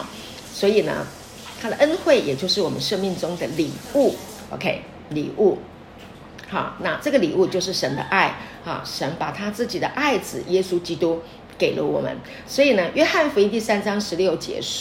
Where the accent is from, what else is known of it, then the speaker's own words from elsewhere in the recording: China; 我们中国人很多都喜欢用这个啊，用很很严厉的管教的方式啊来啊管教孩子